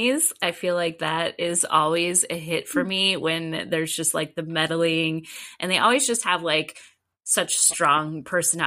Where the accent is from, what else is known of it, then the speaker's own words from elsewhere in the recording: Southern California, United States; I'm from Southern California